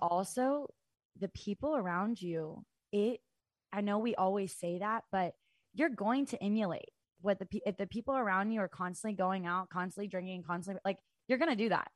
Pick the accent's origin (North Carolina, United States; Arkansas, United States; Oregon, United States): Arkansas, United States; Fayetteville; I'm originally from Arkansas. I'm from Fayetteville, Arkansas